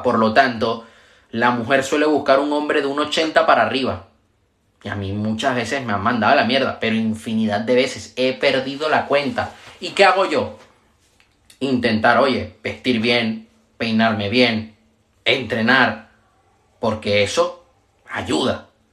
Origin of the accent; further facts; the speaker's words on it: Venezuela; yo soy de Venezuela